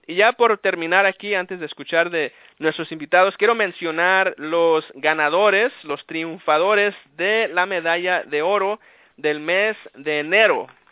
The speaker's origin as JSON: {"language": "Spanish", "town": "Los Angeles", "region": "California", "country": "United States", "tie": "born or raised there", "also_born_or_lived": "Aguascalientes, Mexico / Downey, California", "said": "yo soy nacido en México, en Aguascalientes, y vine aquí a los Estados Unidos por ahí como a los tres años. He vivido prácticamente toda mi vida aquí en Los Ángeles"}